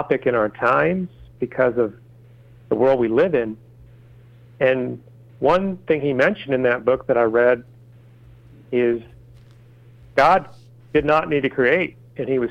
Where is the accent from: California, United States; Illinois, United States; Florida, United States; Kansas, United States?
Kansas, United States; Wichita; the city of Wichita, Kansas, my hometown